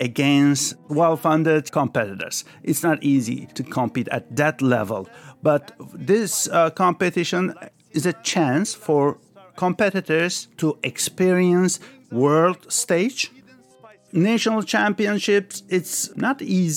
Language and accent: English; Istanbul, Turkey; also born or lived in Paris, France; I was born in France, Paris, but when I was 5 years old, my family moved back to Turkey. So I grew up in Turkey, Istanbul.